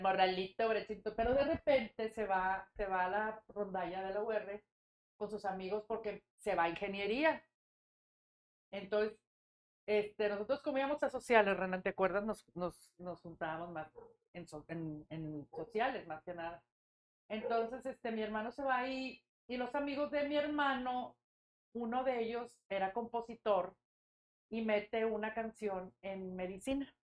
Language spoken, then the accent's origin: Spanish; Monterrey, Nuevo León, Mexico; also born or lived in Matamoros; Nací en Monterrey, este, soy la mayor de tres hijos